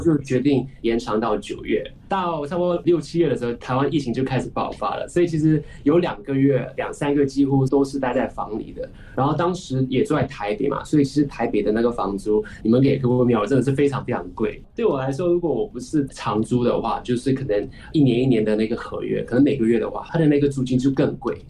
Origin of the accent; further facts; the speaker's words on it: Singapore; 我是新加坡来的